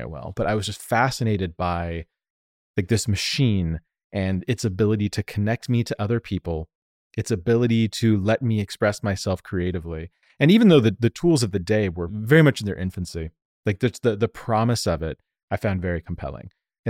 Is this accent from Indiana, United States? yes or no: no; Denver, Colorado, United States; accent: Denver and Southern California; also born or lived in Southern California; now in New York, United States; That's like exactly what you would nail my accent down to, is Denver and Southern California.